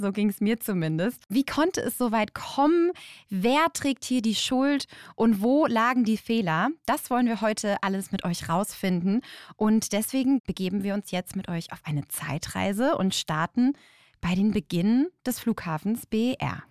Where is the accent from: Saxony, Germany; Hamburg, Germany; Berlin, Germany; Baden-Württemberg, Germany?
Berlin, Germany; als Berliner